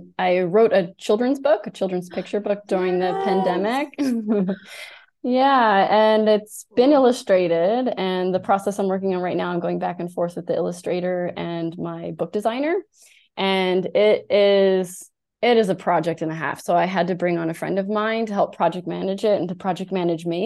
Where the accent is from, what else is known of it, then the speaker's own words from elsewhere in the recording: United States; now in Germany; I'm American